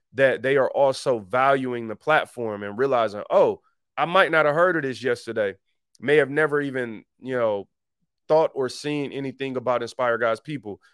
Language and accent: English; Detroit, Michigan, United States; I grew up in Detroit